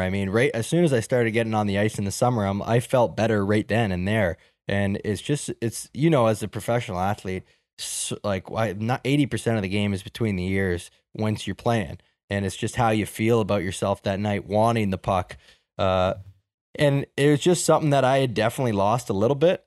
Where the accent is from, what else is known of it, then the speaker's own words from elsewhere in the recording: Toronto, Ontario, Canada; Where I grew up in Markland in Etobicoke